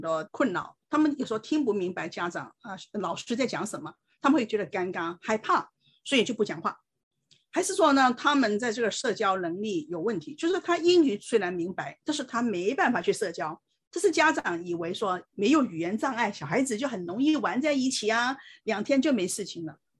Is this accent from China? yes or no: yes; China; 我们这些从从大陆来的才有问题啊，英文都讲不好，你看我们都是这样生存下来了